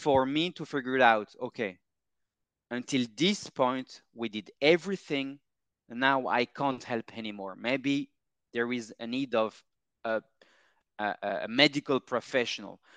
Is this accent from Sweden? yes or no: no; Paris, Île-de-France, France; moved away as an adult; I'm from Paris, born and raised